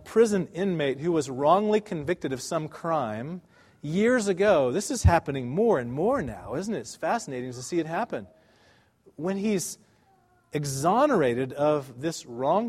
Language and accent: English; United States; we as American Christians